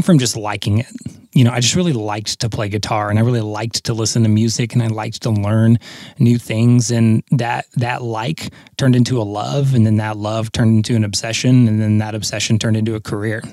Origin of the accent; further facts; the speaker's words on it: Southern Oklahoma, United States; also born or lived in Texas; I grew up in Southern Oklahoma, despite being born in Texas.